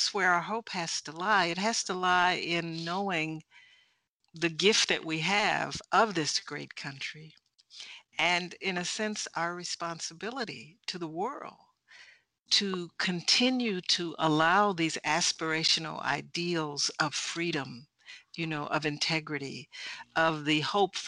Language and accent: English; United States; I'm from America